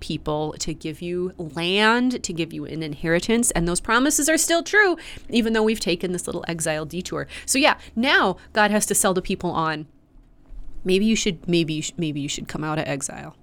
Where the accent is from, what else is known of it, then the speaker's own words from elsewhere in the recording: Grand Forks, North Dakota, United States; Grand Forks built back, my hometown built back